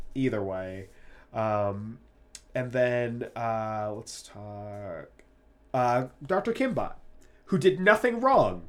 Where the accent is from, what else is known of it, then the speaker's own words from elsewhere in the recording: Tucson, Arizona, United States; we come from Tucson, Arizona